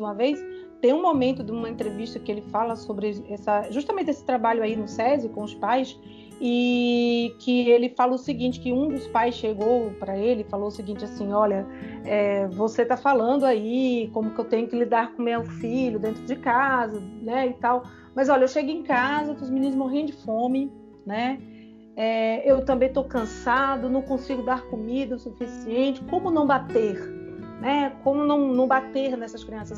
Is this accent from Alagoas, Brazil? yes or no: no; Recife, Pernambuco, Brazil; eu sou recifense